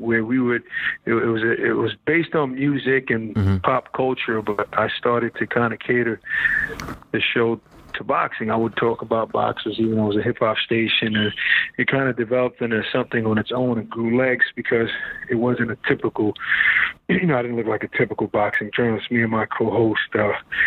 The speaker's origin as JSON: {"language": "English", "region": "New York", "country": "United States", "said": "We're both from New York"}